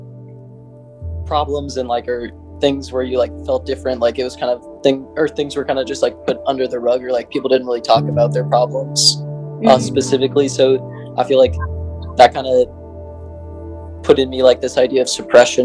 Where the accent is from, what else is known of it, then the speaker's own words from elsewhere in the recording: Lincoln, Nebraska, United States; I currently live in Lincoln and I've lived here all my life as well